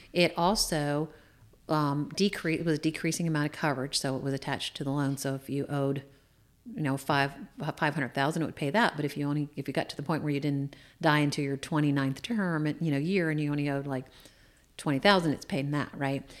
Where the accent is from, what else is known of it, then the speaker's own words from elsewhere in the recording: Shenandoah Valley, Virginia, United States; also born or lived in Washington, D.C. metro area; I grew up in the Shenandoah Valley